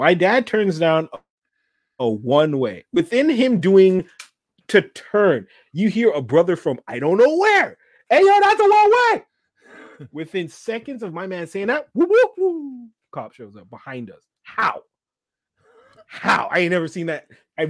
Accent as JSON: {"language": "English", "country": "Canada", "said": "We're from Canada."}